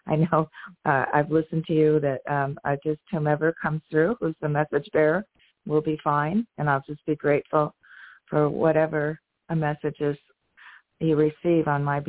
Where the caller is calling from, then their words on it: San Diego, California, United States; I'm calling from San Diego, California.